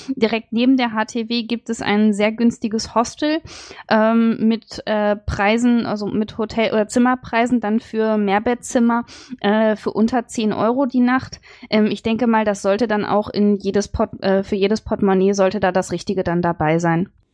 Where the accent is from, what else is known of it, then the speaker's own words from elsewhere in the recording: Dresden, Saxony, Germany; ich komme auch aus Dresden